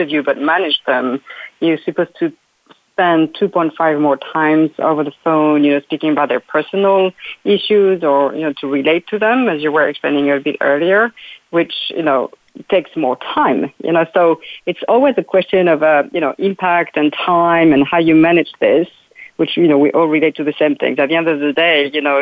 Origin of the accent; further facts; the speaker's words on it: France; now in United States; I'm from France originally.